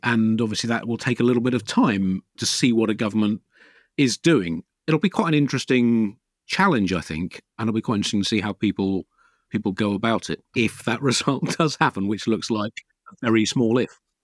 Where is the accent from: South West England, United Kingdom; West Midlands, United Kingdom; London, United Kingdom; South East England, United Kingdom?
South East England, United Kingdom; Tunbridge Wells; My parents always got the Telegraph when I was a kid growing up in Tunbridge Wells